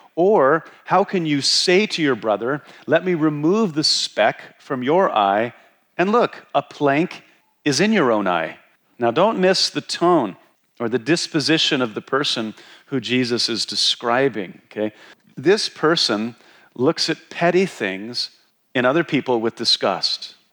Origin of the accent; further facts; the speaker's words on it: Wyoming, United States; moved away; when I was growing up in Wyoming